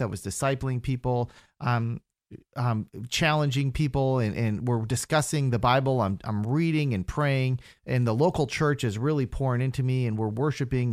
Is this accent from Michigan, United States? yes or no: no; Minnesota, United States; moved away as an adult; also born or lived in Fargo, North Dakota / Brazil; now in Central Florida, United States; originally I'm from Minnesota.